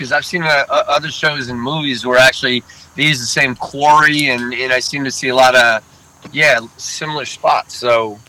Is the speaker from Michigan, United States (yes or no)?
no; Vermont, United States; now in Los Angeles, United States; I grew up in Vermont, so we had all four seasons, in L.A. is definitely night and day from what I experienced in Vermont.